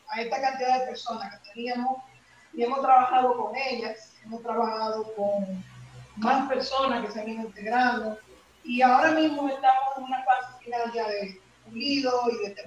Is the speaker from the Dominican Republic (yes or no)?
yes; Dominican Republic